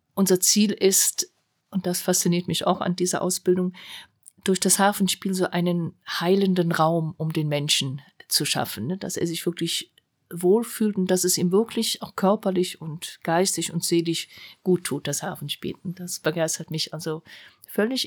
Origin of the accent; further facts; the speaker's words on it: Germany; dass ich Deutsche war